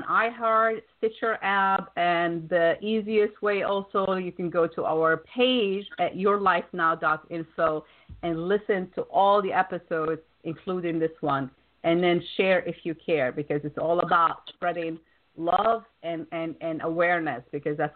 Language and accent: English; Wisconsin, United States; Wisconsin is actually my uh, my hometown originally.